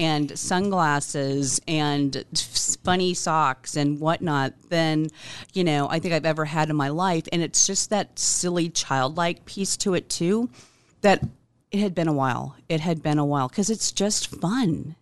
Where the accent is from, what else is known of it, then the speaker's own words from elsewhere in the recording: Omaha, Nebraska, United States; I was born here in Omaha, um, nineteen sixty-six, and, um, have been here all my life